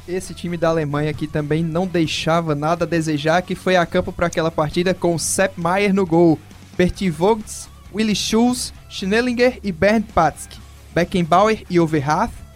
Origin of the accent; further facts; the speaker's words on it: Brazil; pra nós brasileiros